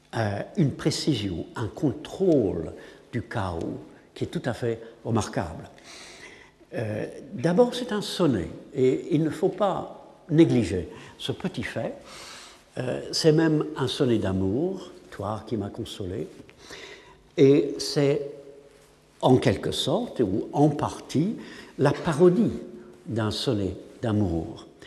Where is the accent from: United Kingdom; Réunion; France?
United Kingdom; England; French is a second language; en tant qu'anglais